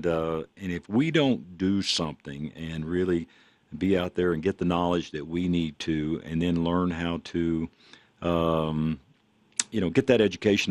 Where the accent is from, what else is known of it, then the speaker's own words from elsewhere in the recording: Texas, United States; now in Denver, United States; I'm from Texas originally